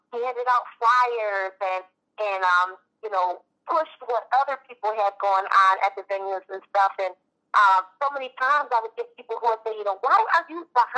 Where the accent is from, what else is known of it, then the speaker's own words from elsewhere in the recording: Michigan, United States; I'm from Michigan